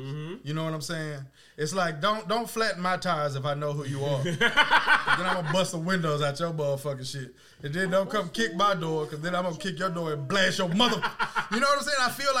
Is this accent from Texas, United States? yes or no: yes; Texas, United States; I was born in Texas, man.